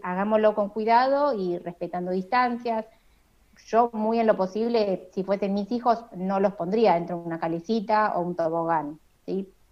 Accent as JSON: {"language": "Spanish", "town": "La Plata", "region": "Buenos Aires Province", "country": "Argentina", "moved": "yes", "lives_now": "Buenos Aires, Argentina", "said": "yo soy de La Plata, pero vivo en Capital Federal, así que yo a mi familia de La Plata no la estoy viendo"}